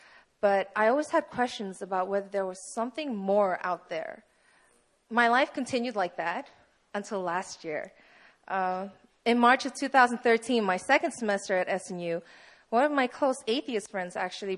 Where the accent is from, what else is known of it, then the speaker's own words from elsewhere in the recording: Poland; So, hi, you obviously know … I'm 19 years old. I'm originally from Poland